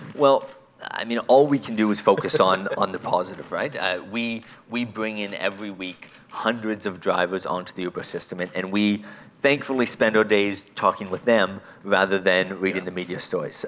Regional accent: Canada; as a Canadian

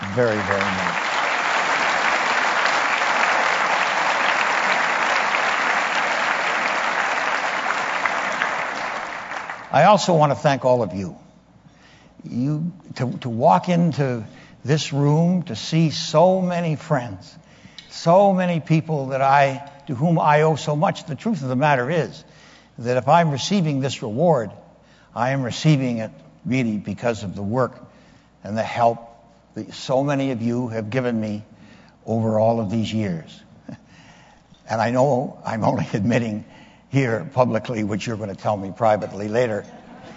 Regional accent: Windsor, Ontario, Canada; also born or lived in Ottawa; we would travel back and forth between my hometown of Windsor and Ottawa

